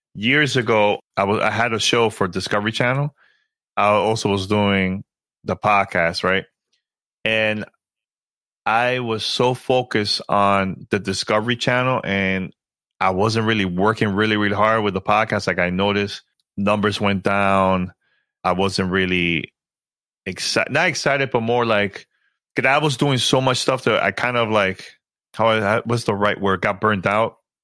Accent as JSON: {"language": "English", "town": "New York City", "region": "New York", "country": "United States", "said": "I'm a New Yorker, so I know the struggle of like living in New York City, you know, in a very poor area."}